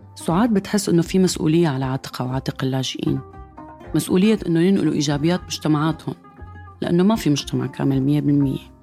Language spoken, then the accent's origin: Arabic; Syria; moved away as an adult; من تسع سنين طلعت من سوريا